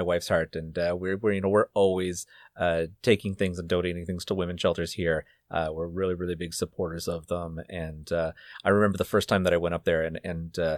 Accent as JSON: {"language": "English", "country": "Canada", "said": "we are Canadian"}